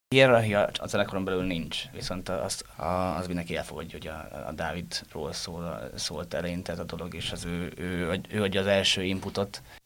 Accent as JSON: {"language": "Hungarian", "town": "Győr", "region": "Győr-Moson-Sopron", "country": "Hungary", "tie": "born or raised there", "also_born_or_lived": "Pécs", "moved": "as an adult", "said": "én győri születésű vagyok, de Pécsre mentem egyetemre"}